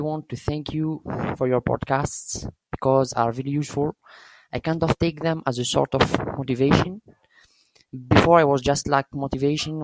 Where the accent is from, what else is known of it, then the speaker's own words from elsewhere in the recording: Algeria; English is a second language; I'm from Algeria